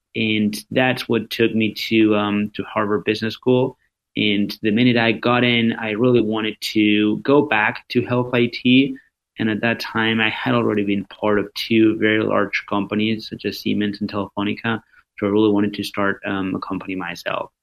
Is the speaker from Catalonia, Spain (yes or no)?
no; Madrid, Community of Madrid, Spain; moved away; I am originally from Spain, born and raised in in Madrid.